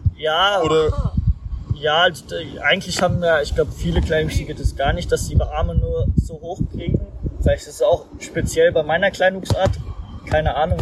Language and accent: German; Mainz, Rhineland-Palatinate, Germany; moved away; ich bin in Mainz geboren